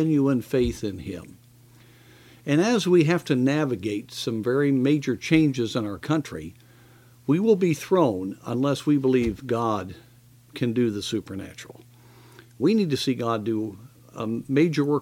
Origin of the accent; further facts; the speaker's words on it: United States; as American believers